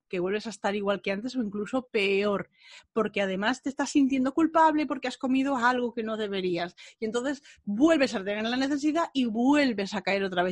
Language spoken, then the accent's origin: Spanish; Bilbao, Basque Country, Spain; moved away; Me fui a Bilbao a ver a mi familia, a ver a mi tierra